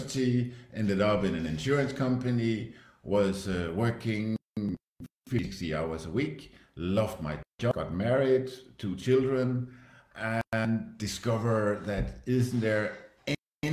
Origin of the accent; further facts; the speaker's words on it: Denmark; now in Switzerland; I'm Danish, live in Switzerland